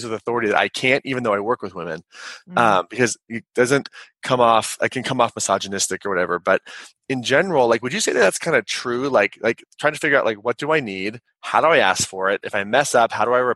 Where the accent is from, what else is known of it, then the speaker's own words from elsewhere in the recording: Kansas, United States; I'm a 6'5" white guy. I'm from Kansas. I grew up in the upper middle class